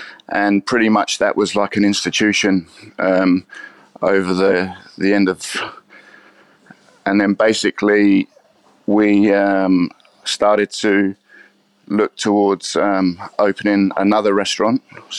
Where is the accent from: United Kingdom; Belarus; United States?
United Kingdom; East of England; So I'm from England, from Essex, and I was very lucky as a kid.